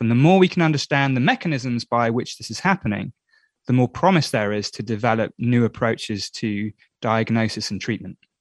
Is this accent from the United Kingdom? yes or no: yes; England, United Kingdom; I'm English.